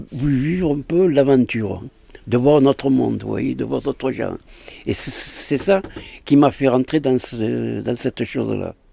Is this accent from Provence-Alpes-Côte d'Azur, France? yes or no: yes; Aix-en-Provence, Provence-Alpes-Côte d'Azur, France; born there; je suis né le 5-5-47 à Aix-en-Provence.